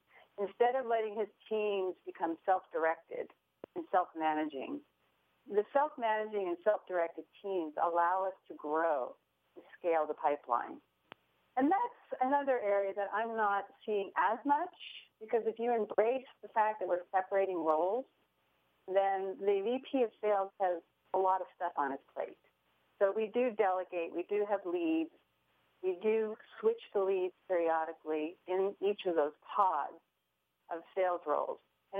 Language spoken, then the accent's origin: English; San Francisco, California, United States; now in Des Moines, United States; even though I'm a transplant from San Francisco, it's just wonderful to be in Des Moines, Iowa.